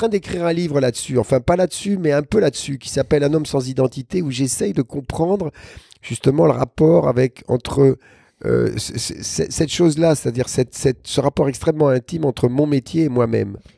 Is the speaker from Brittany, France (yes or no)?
yes; Brest, Brittany, France; also born or lived in Saint-Mandé / Toulon / Tahiti; je suis né à Saint-Mandé, mais très rapidement, on est parti à Brest, ensuite à Toulon et après à Tahiti.